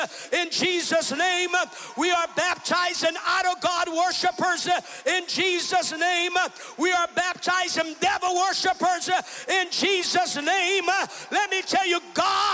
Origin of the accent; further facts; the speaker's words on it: Brazil; I was born and raised in Brazil